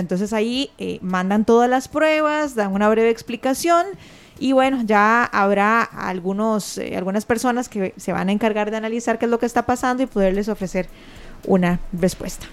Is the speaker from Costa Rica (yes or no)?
yes; Costa Rica; somos muchos los costarricenses